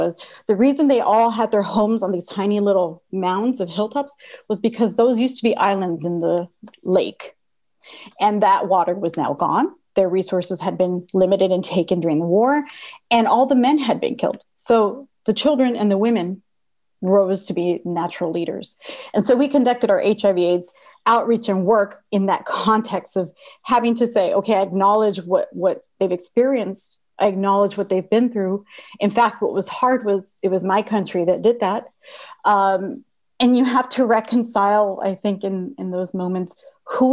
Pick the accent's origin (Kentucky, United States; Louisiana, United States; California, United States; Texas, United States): Texas, United States; Texas–Mexico border, United States; moved away; I grew up on the border of Texas and Mexico, and we were pretty poor